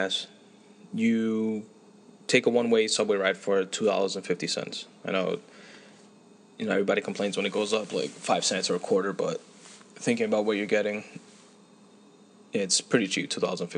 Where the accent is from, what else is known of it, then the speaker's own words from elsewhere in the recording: New York City, New York, United States; I'm from New York City, that being, well, I'm from Queens